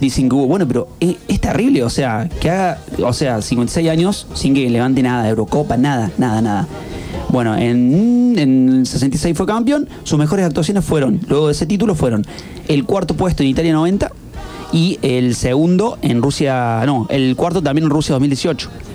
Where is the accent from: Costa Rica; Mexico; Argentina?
Argentina; algo que no tenemos es ese, racismo. Eh, por lo menos en Argentina